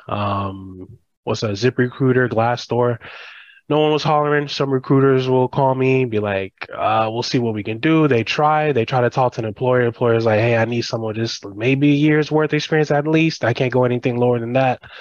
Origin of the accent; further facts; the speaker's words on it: United States; first generation. I was born and raised here, but I grew up in the Haitian culture